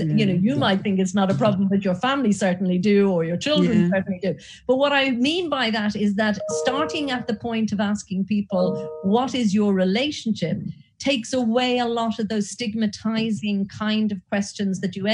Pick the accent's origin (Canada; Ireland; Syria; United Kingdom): Ireland; accent: Irish; you might have picked up from my accent, I'm Irish.